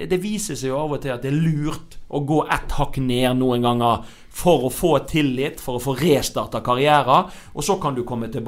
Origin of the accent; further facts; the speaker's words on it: Hausvik, Vestland, Norway; heimplassen min, sant? Hausvik